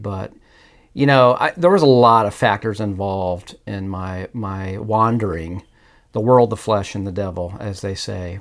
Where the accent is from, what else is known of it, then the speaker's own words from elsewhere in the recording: Indianapolis, Indiana, United States; I'm at originally from Indianapolis, Indiana. So, born and raised there